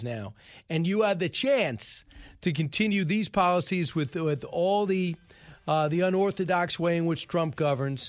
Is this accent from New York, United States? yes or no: yes; Long Island, New York, United States; I grew up on Long Island